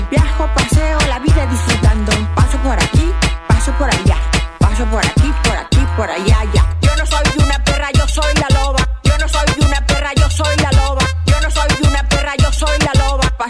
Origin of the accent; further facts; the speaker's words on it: Jalisco, Mexico; Yo nací y crecí en Jalisco. México.